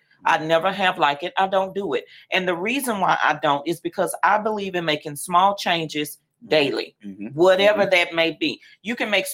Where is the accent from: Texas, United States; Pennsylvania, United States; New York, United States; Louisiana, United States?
Louisiana, United States; Lafayette; Born and raised in Lafayette, Louisiana